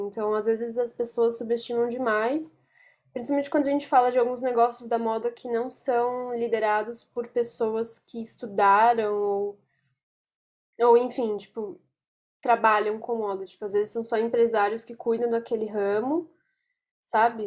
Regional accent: São Paulo, Brazil; eu sou de São Paulo

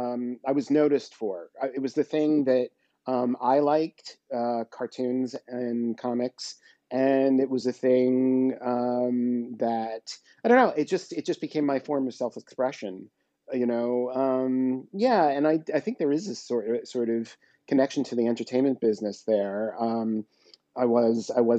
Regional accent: New York City, New York, United States; I come from New York

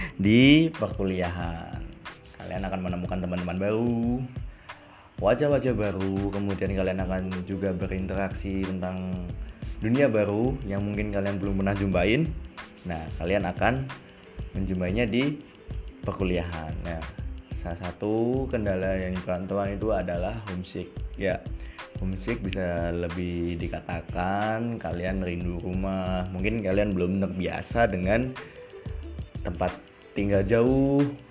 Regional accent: Sragen, Central Java, Indonesia; moved away as an adult; now in Purwokerto, Indonesia; Saya berasal dari Sragen. Ya, aku orang Jawa. Maksudnya, saya lahir besar di Sragen.

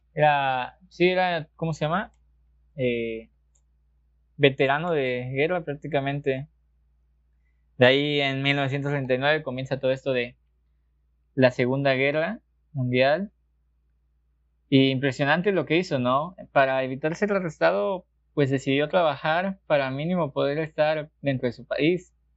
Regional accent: Mexico; nosotros aquí no lo notamos siendo mexicanos, pero realmente somos uno de los países más católicos del mundo

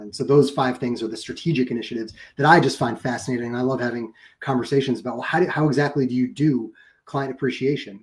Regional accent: New York, United States; my hometown in new york

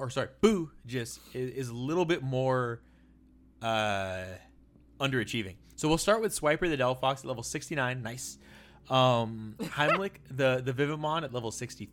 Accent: South Florida, United States; also born or lived in Miami; now in Phoenix, United States; I'm from South Florida. Lived in Miami. I now live in Phoenix.

